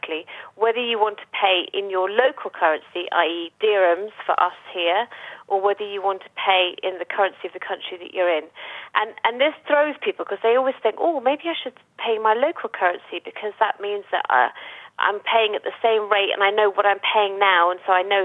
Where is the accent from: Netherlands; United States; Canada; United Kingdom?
United Kingdom; moved away as an adult; now in Dubai, United Arab Emirates; heading back to the UK, which is where I'm from